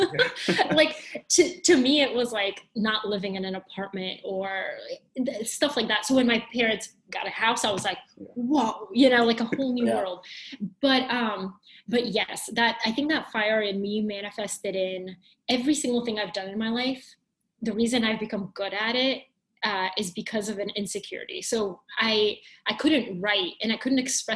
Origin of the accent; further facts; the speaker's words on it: Georgia, United States; English is a second language; moved away as an adult; also born or lived in Bulgaria; now in New York City, United States; being an immigrant growing up in Georgia, going to the University of Georgia, and now living in New York City